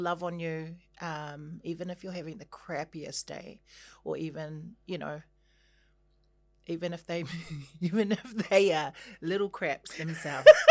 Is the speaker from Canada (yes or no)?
no; Christchurch, Canterbury, New Zealand; moved away; also born or lived in Auckland; I was born and raised in Christchurch